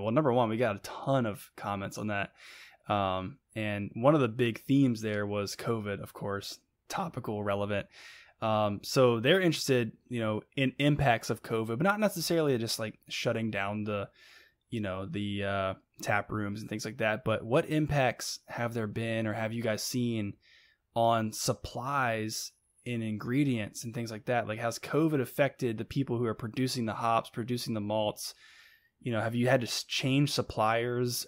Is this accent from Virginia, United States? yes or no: yes; Buena Vista, Virginia, United States; I'm from Buena Vista